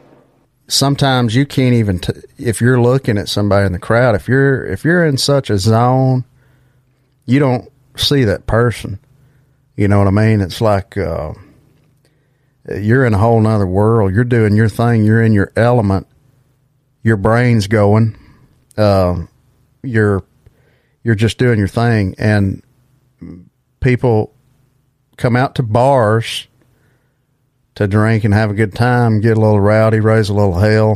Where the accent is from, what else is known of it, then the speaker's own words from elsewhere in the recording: Alabama, United States; my hometown here in Alabama